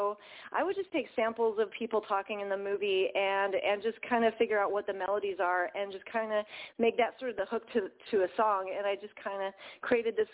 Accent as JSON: {"language": "English", "area": "Central Coast", "region": "California", "country": "United States", "tie": "born or raised there", "said": "I grew up on the Central Coast where the original people were the Chumash people"}